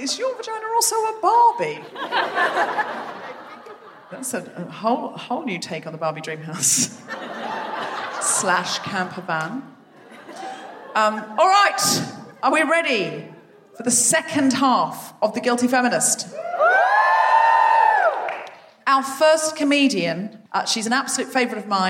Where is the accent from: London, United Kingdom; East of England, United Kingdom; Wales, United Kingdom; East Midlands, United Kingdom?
London, United Kingdom; I'm from London